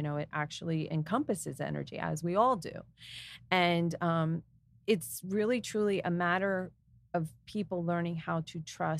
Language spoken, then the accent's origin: English; New Jersey, United States; also born or lived in Easton; I grew up in Warren County. So I'm a Jersey girl at heart